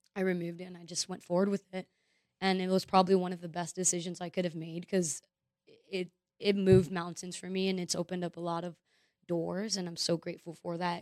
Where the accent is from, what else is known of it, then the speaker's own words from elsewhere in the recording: Los Angeles, California, United States; also born or lived in Florida; being born and raised in Los Angeles